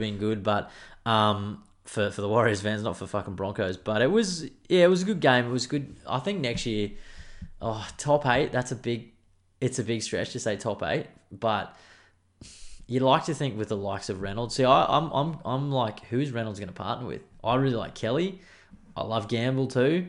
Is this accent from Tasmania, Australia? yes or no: no; Queensland, Australia; I'm a Queenslander